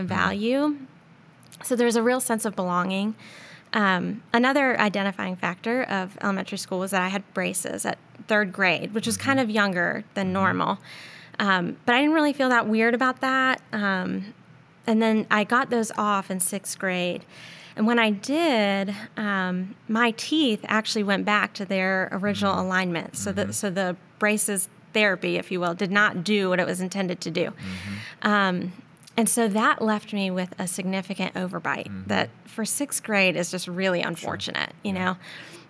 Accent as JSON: {"language": "English", "town": "Charlotte", "region": "North Carolina", "country": "United States", "tie": "born or raised there", "also_born_or_lived": "New York", "said": "I was born in New York, but essentially was raised here in the South in Charlotte. We moved here when I was 5"}